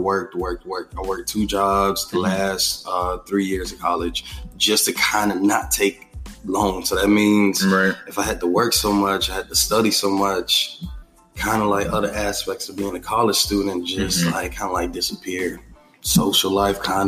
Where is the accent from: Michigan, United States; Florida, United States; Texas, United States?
Florida, United States; South; I've been born and raised in South Florida